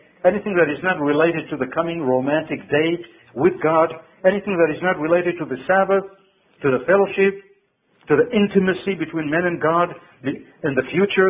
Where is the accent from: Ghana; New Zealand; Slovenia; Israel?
Israel; when I was growing up in Israel, we cooked all kind of things